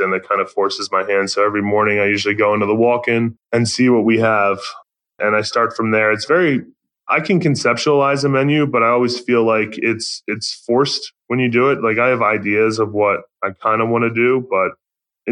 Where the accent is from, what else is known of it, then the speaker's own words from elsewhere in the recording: Baltimore, Maryland, United States; moved away; I'm from Baltimore